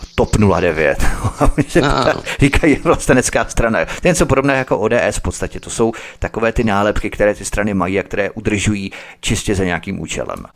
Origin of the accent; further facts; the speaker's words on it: Czechia; My jako Češi